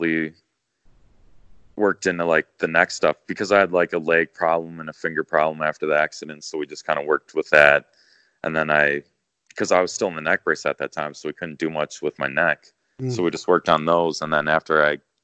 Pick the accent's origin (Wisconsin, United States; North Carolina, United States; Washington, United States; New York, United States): Wisconsin, United States; Elkhorn; born or raised there